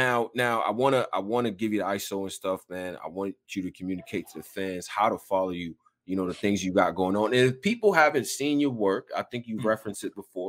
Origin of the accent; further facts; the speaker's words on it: Houston, Texas, United States; born there; I was born in Houston, all right?